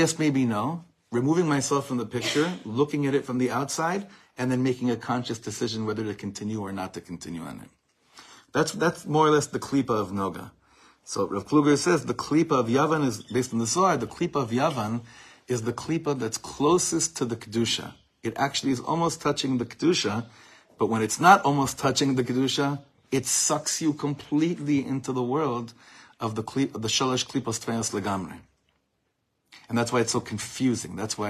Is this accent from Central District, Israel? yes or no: yes; Ra'anana, Central District, Israel; I had a lot of Nogas in my class growing up in Ranana